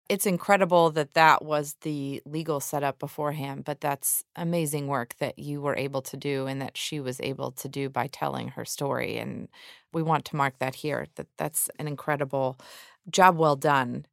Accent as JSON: {"language": "English", "region": "Georgia", "country": "United States", "tie": "born or raised there", "said": "I think that happens in my home state, too. I mean, we, we're always referred to as a, a red state with a blue bubble in Atlanta"}